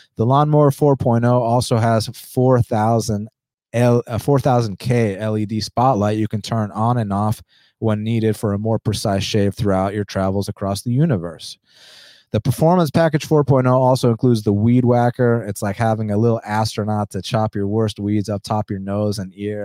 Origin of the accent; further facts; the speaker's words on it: United States; first language Spanish; English is a second language; I'm a first generation American